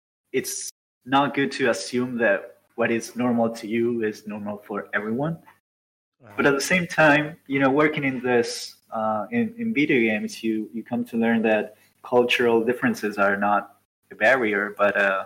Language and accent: English; Argentina; moved away as an adult; now in Uruguay; I'm from Argentina and I work in Uruguay. I've been working here for 3 years now